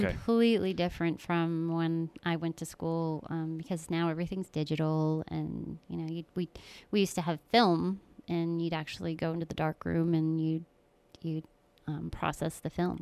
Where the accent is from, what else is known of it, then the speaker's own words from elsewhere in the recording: Keeseville, New York, United States; also born or lived in Florida; I was born in Florida and, uh, we moved up here, up to New York when I was little. I grew up in Keysville, New York